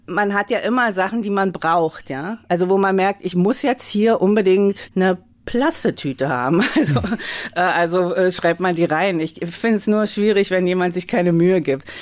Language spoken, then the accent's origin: German; Magdeburg, Saxony-Anhalt, Germany; ich bin ja in Magdeburg groß geworden